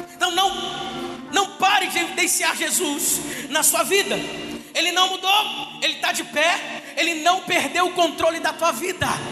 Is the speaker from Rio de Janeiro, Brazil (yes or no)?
yes; Resende, Rio de Janeiro, Brazil; moved away as an adult; eu sou de Resende, interior do estado aqui